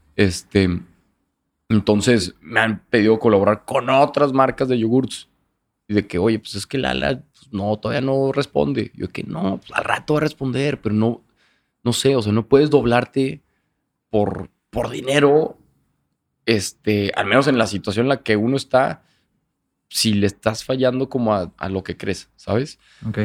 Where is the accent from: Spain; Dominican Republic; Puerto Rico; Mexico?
Mexico; Torreón, Coahuila; moved away as an adult; now in Monterrey, Mexico; soy de Torreón y toda la vida